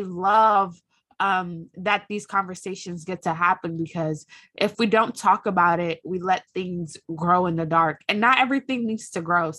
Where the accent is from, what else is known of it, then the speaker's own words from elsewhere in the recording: Nigeria; we're both Nigerian and we have very similar backgrounds with our father going back home to earn money